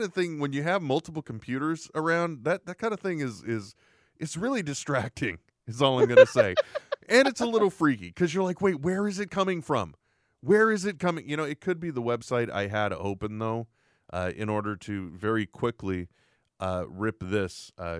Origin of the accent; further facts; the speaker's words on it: Wyoming, United States; I'd like to remind you, Will, I grew up in Wyoming.